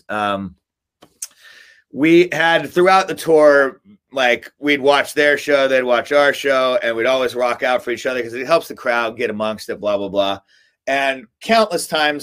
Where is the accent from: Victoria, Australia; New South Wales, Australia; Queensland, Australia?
Victoria, Australia; Melbourne; also born or lived in Alaska / Hawaii; now in Long Beach, United States; we grew up in Melbourne, Australia